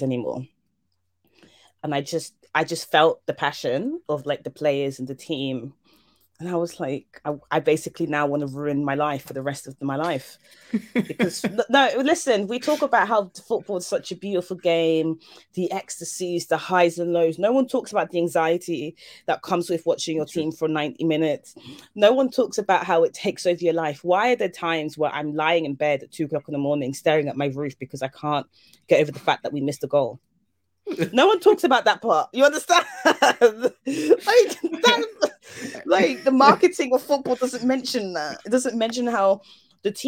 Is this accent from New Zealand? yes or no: no; Germany; now in United Kingdom; I came here from Germany, and I was trying to find like ways to connect with like the British, and like I grew up watching football in Germany